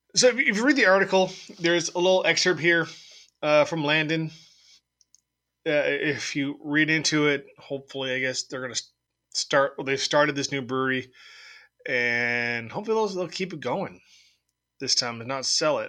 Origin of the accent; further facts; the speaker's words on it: San Diego, California, United States; I'm from San Diego, so I, I watched the Padres